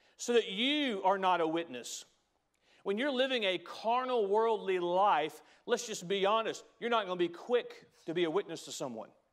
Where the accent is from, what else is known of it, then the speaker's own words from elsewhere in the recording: United States; I'm an American, because I'm proud to be an American